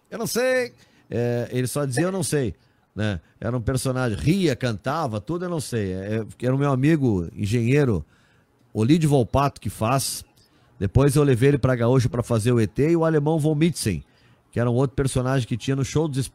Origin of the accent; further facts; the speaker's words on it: Bergamo, Lombardy, Italy; eu sou de Bergamo, na Itália.